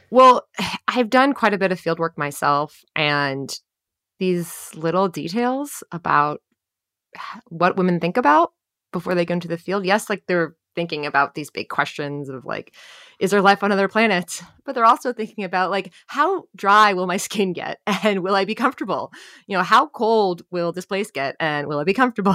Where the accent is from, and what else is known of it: New Jersey, United States; born or raised there